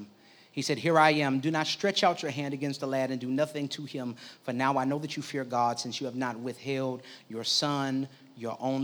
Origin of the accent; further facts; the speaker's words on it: Midwest, United States; I grew up in the Midwest